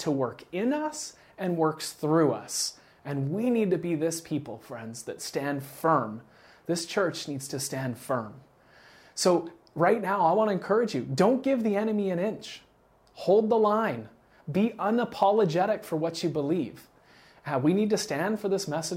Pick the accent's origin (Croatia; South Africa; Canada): Canada; I'm from Canada